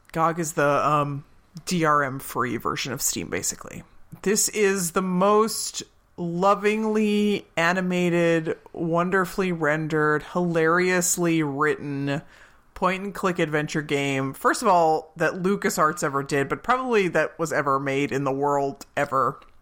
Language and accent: English; Pennsylvania, United States; born or raised there